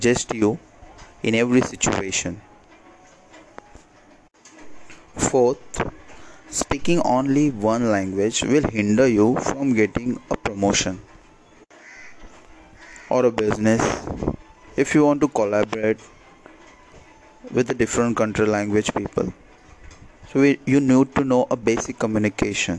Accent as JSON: {"language": "English", "town": "Mumbai", "region": "Maharashtra", "country": "India", "said": "I'm from Mumbai, India."}